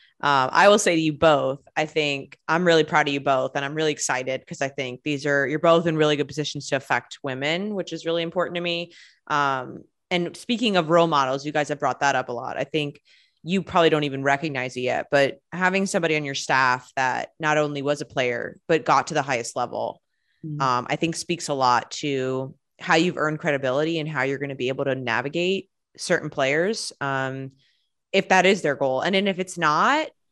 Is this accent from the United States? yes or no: yes; Long Island, New York, United States; now in North Carolina, United States; I grew up on Long Island.